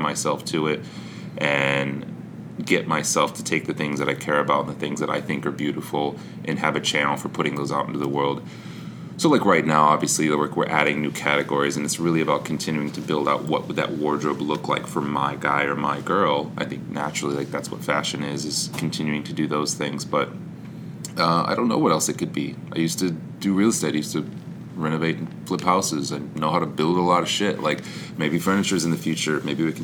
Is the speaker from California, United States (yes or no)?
no; Grass Lake, Michigan, United States; moved away; Grass Lake. It was just outside of Ann Arbor in Michigan